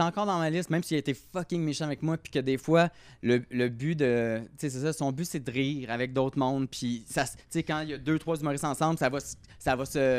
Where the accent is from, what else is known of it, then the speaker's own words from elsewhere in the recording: Repentigny, Quebec, Canada; je viens de Repentigny